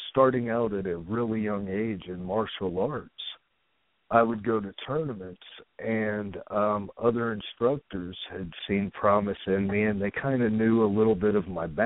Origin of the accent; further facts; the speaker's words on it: Dayton, Ohio, United States; um, I spent, uh, I guess, maybe the ch- my childhood uh, around Dayton, Ohio area.